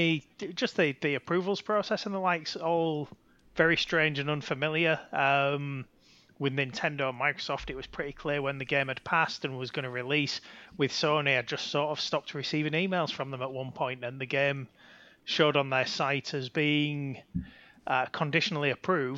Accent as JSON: {"language": "English", "region": "Yorkshire and the Humber", "country": "United Kingdom", "said": "I'm from Yorkshire"}